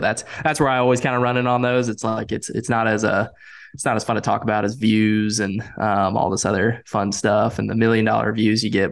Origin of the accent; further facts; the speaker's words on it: Winston-Salem, North Carolina, United States; growing up in Winston-Salem